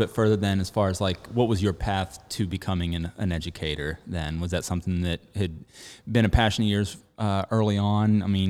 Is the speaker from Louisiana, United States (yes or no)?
no; north of Pittsburgh, Pennsylvania, United States; now in Charlotte, United States; I'm up north and from north of Pittsburgh.